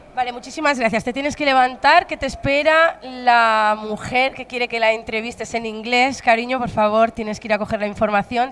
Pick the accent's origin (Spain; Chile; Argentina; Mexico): Spain; aquí en España tenemos mucho de comedia